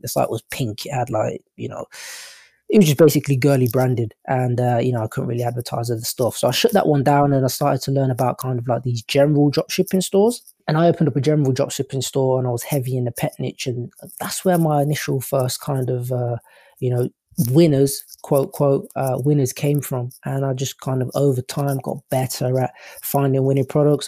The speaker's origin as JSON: {"language": "English", "region": "England", "country": "United Kingdom", "accent": "English", "said": "my English accent."}